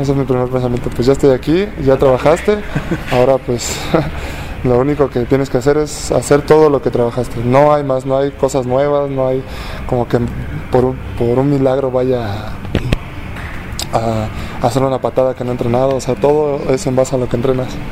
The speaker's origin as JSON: {"language": "Spanish", "country": "Mexico"}